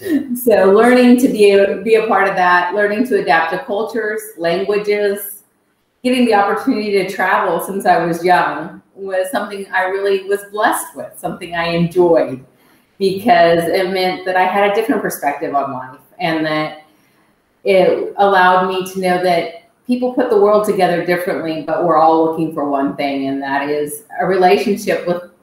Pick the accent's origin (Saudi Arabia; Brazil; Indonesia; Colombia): Indonesia; I am a missionary kid, and I can't imagine my life any other way because it started out that way. I was born in Indonesia and raised here.